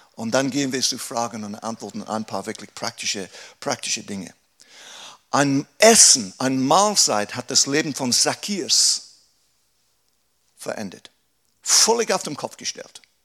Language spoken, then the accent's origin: German; England, United Kingdom; German is a second language; moved away as an adult; now in Aarau, Switzerland; Ein Engländer, der Deutsch spricht